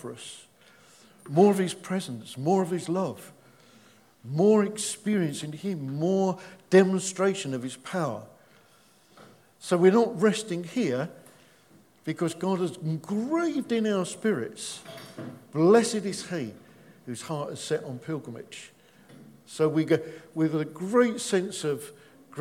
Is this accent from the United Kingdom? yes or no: yes; England, United Kingdom; we're English